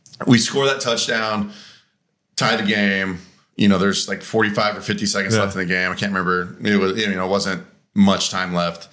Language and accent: English; Colorado, United States; moved away; I grew up in Colorado